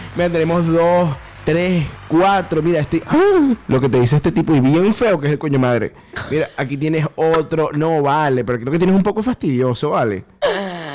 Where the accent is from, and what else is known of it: Venezuela